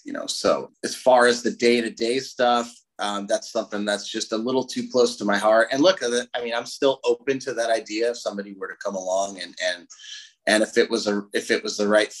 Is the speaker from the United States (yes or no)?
yes; Southern California, United States; We're from Southern California